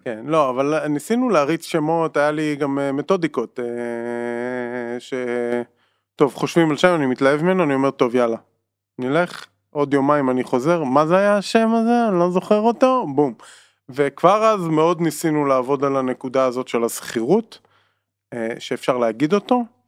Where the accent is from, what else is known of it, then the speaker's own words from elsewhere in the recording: Israel; בתור ישראלים